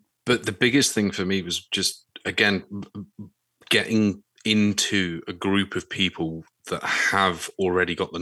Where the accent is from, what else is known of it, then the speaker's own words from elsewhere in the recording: England, United Kingdom; as an English Brit